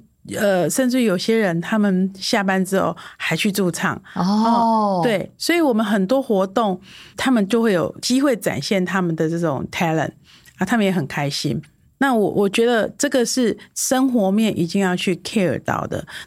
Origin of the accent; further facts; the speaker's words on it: Taiwan; 我们台湾人